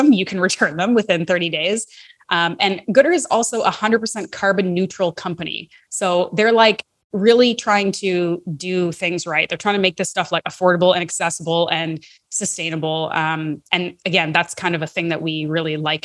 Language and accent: English; Canada; as a Canadian who lives in Canada